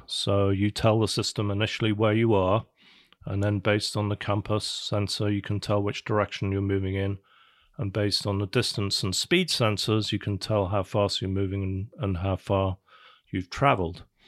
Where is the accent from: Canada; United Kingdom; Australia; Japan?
United Kingdom; England; moved away as an adult; also born or lived in London / California; now in United States; I'm originally from, uh, from England, born in London, grew up in England, went to college in England.